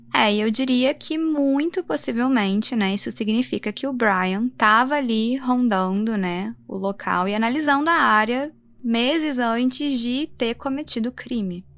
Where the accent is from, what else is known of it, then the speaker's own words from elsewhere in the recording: Brazil; also born or lived in United States; como brasileira